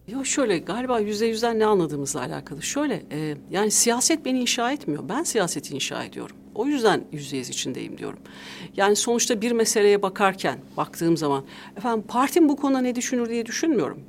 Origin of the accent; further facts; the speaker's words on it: Tokat, Turkey; also born or lived in Ankara, Turkey; now in Istanbul, Turkey; E, Tokat'ta da anne babamla çocukluğumdan büyüdüğüm ev asıl evim